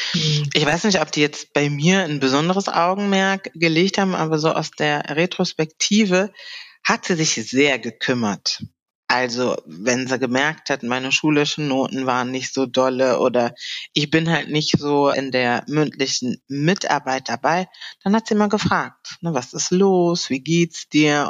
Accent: Cologne, North Rhine-Westphalia, Germany; ich bin in äh, Deutschland geboren, genauer gesagt in Köln. Mhm. Habe auch meine Heimatstadt Köln seitdem ja nicht wirklich verloren oder bin äh, weggezogen.

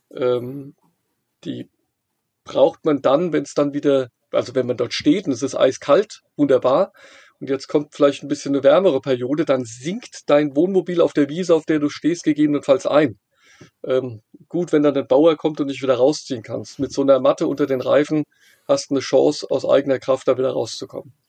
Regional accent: near Frankfurt, Hesse, Germany; ich komme hier aus der Nähe von Frankfurt

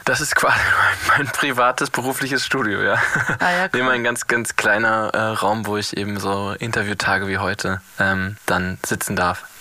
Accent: Northern Germany, Germany; als Norddeutscher

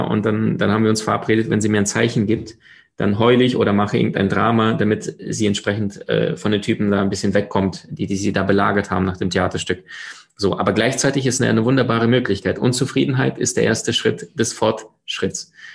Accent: Crimea, Ukraine; also born or lived in Siberia; now in Germany; geboren in Sibirien, aufgewachsen äh, auf der Halbinsel Krim am Schwarzen Meer

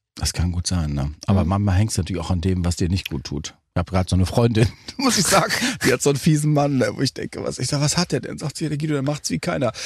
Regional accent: North Rhine-Westphalia, Germany; bei uns in Westfalen

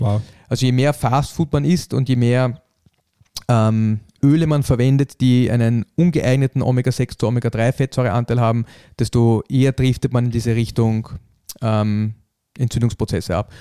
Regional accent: Austria; bei uns in Österreich

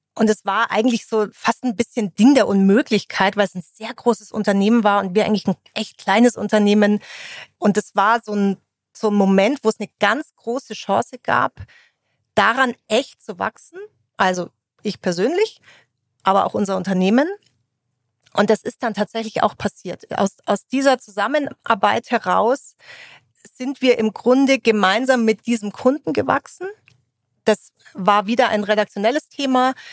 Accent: Munich, Bavaria, Germany; Eigentlich komme ich aus dem Münchner Umland. So ein echter Münchner würde sagen, das gilt gar nicht. Habe aber natürlich auch viel Zeit in München verbracht, äh, bin da zur Schule gegangen

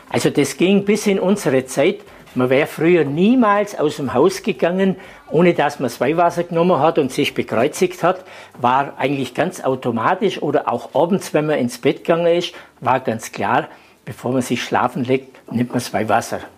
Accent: Maria Steinbach, Bavaria, Germany; Ich komme hier aus dem Nachbarort aus Maria Steinbach und darf Sie heute durchs Museum führen.

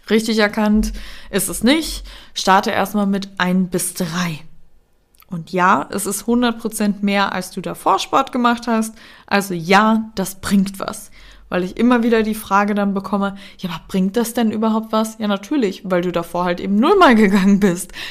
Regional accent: Austria; Ich bin ja in Österreich geboren und teilweise auch aufgewachsen.

